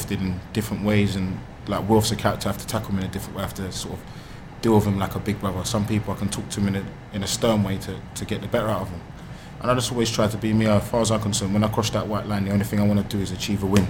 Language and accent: English; London, United Kingdom; being at my hometown club. I've sat in those stands before, walked these roads